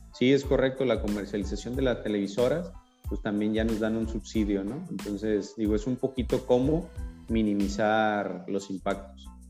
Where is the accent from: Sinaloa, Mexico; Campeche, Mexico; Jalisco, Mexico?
Jalisco, Mexico; Guadalajara; moved away as an adult; now in La Paz, Mexico; yo soy de Guadalajara y cuando llegué acá a La Paz